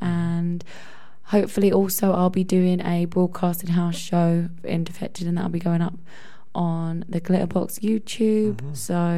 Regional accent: Epping, East of England, United Kingdom; I'm playing in my hometown actually this Saturday in Essex, in Epping.

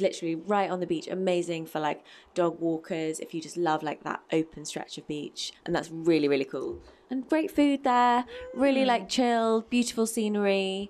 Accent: Bristol, South West England, United Kingdom; now in London, United Kingdom; I'm from Bristol.

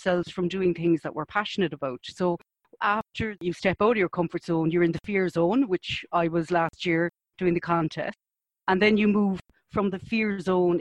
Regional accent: Cork, Munster, Ireland; I'm from Cork, as you know. My father's a Cork man

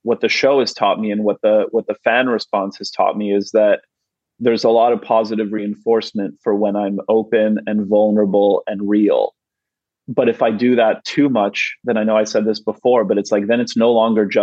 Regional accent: Canada; now in United States; growing up in Canada

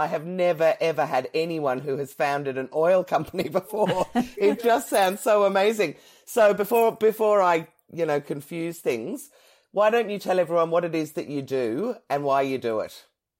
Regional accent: Ireland; I am Irish, got an Irish passport and everything.

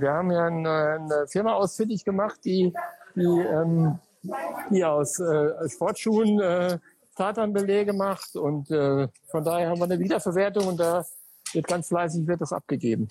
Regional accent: Sauerland, North Rhine-Westphalia, Germany; Ich komme aus dem Ort, gebürtig im Sauerland

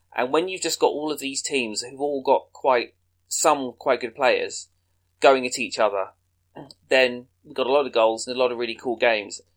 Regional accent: England, United Kingdom; as an Englishman

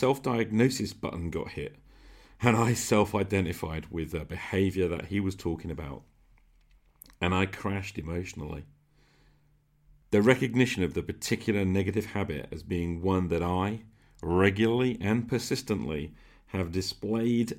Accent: United Kingdom; Being British

